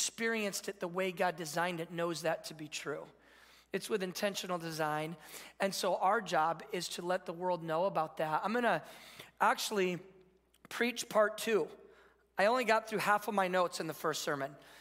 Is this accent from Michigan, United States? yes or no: yes; Michigan, United States; I grew up in Michigan